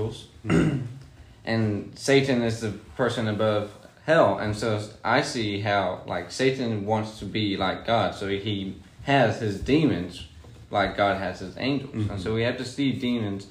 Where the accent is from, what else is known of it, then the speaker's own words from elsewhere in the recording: Durant, Oklahoma, United States; moved away as an adult; I'm from Durant, Oklahoma. It's pretty far away from where we're